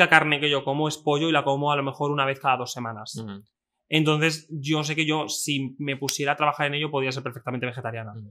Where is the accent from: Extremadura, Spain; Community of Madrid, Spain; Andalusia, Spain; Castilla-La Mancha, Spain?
Extremadura, Spain; yo he sido una persona que soy de Extremadura, soy de un pueblo muy pequeño